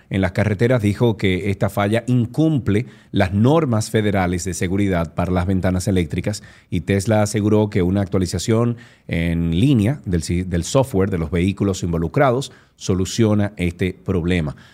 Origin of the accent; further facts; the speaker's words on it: Santiago de Cuba, Cuba; quien sufre es el monumento y quien sufrimos, quienes sufrimos somos los santiagueros.